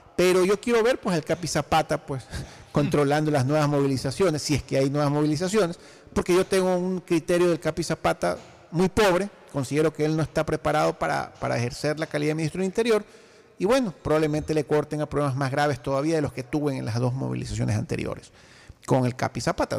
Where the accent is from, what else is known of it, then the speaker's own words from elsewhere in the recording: Ecuador; yo como ecuatoriano